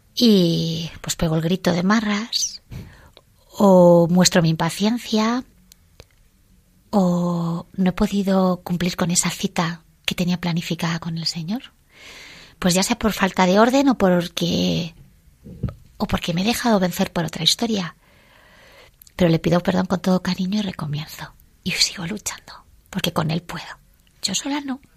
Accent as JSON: {"language": "Spanish", "town": "Villaviciosa de Odón", "region": "Community of Madrid", "country": "Spain", "said": "somos de Villaviciosa de Don"}